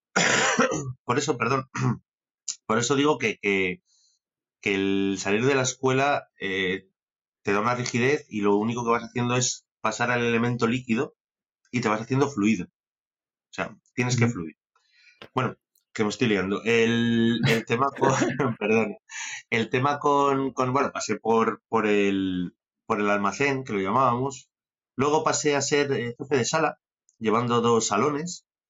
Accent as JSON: {"language": "Spanish", "town": "Benavente", "region": "Castile and León", "country": "Spain", "tie": "born or raised there", "also_born_or_lived": "San Sebastián", "moved": "as an adult", "said": "yo soy un, un benaventano de pro, soy un chaval de Benavente que, que su padre tenía restaurantes"}